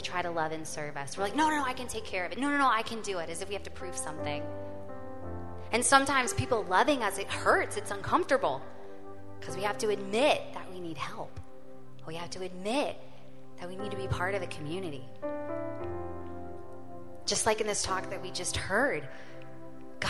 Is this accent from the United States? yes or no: yes; Louisiana, United States; I grew up in Louisiana